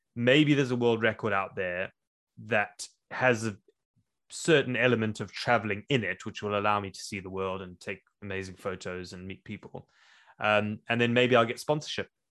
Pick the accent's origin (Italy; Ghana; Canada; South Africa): South Africa; moved away as an adult; also born or lived in Zimbabwe; now in Wales, United Kingdom; I was born in Zimbabwe. I grew up in South Africa. I moved to the U K when I was twenty years old